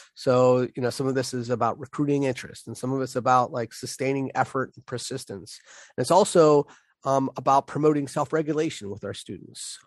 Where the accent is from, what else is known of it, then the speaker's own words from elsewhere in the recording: Pittsburgh, Pennsylvania, United States; accent: Pittsburgh; my Pittsburgh accent